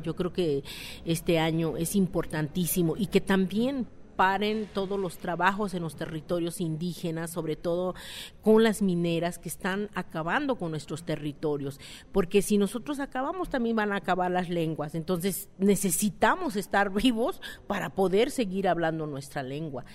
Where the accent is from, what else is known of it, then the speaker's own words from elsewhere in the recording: San Juan Mixtepec, Oaxaca, Mexico; Soy del municipio de San Juan, Mixtepec, distrito de Santiago Lahuaca, Oaxaca